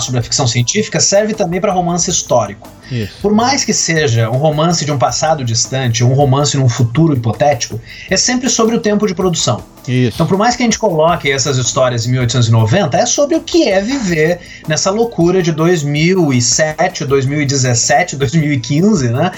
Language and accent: Portuguese; Brazil; quem nós somos como brasileiros